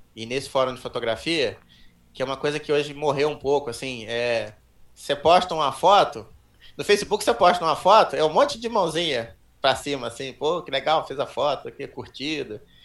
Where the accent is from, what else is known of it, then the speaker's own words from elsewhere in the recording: Petrópolis, Rio de Janeiro, Brazil; also born or lived in São Paulo; nasci em São Paulo, me mudei para Petrópolis, comecei a fazer trilha pelo clube de montanhismo lá